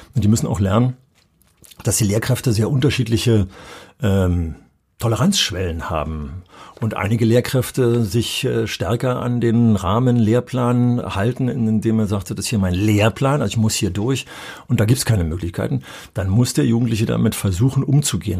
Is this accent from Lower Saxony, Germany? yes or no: no; Berlin, Germany; moved away; als Berliner Schüler